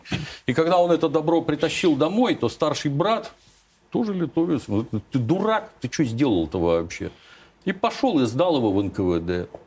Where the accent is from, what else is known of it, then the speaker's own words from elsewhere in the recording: Kropyvnytskyi, Kirovohrad Oblast, Ukraine; now in Russia; откуда я родом